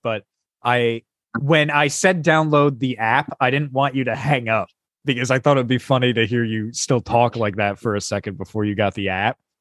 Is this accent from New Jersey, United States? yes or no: yes; New Jersey, United States; moved away; Oh, New Jersey.